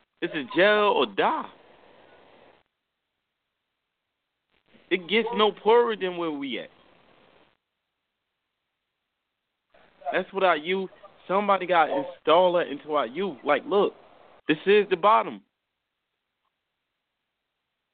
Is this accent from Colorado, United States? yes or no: no; Newark, New Jersey, United States; I come from Newark